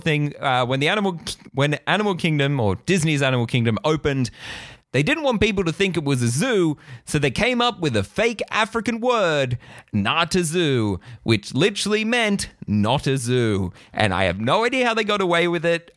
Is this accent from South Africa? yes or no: no; Australia; as an Australian